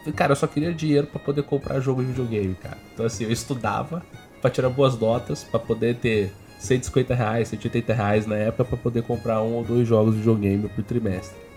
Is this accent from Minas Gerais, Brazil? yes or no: no; Botucatu, São Paulo, Brazil; eu sou nascido em Botucatu, né, mano? Interior pesado